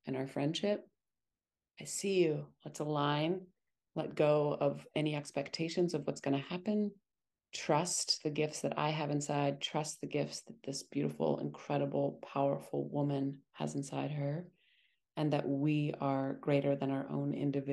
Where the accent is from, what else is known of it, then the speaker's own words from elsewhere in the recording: Montana, United States; I was born and raised in Montana